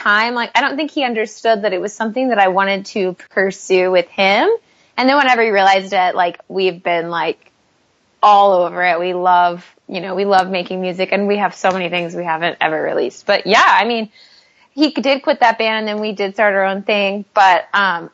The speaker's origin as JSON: {"language": "English", "town": "Tyler", "region": "Texas", "country": "United States", "tie": "born or raised there", "said": "our hometown of Tyler, Texas"}